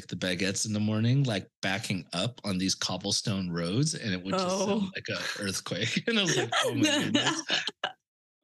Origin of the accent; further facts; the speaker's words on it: Longview, Washington, United States; moved away as an adult; also born or lived in Seattle / New York City / Europe; now in Santa Monica, United States; I spent my entire life in Washington State, like growing up in Longview and, you know, where I went to school in Seattle